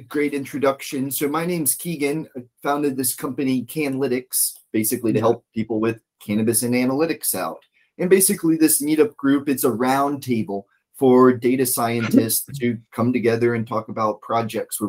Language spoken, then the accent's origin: English; East Coast, United States; now in Washington State, United States; I'm from the East Coast